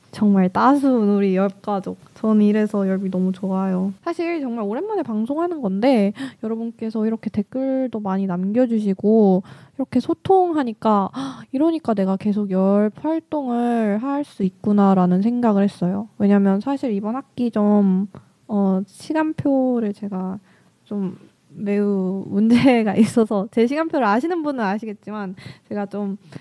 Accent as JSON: {"language": "Korean", "region": "Daejeon", "country": "South Korea", "tie": "born or raised there", "moved": "as an adult", "lives_now": "Seoul, South Korea", "said": "제 본가가 대전인데"}